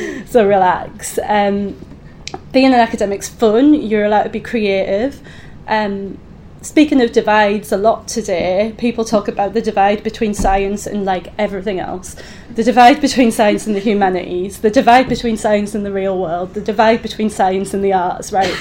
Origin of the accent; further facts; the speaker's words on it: Easington Colliery, North East England, United Kingdom; moved away as an adult; also born or lived in Edinburgh; now in Oxford, United Kingdom; the year I was born in Easington Colliery while my dad was on strike. I went to a normal school in Easington.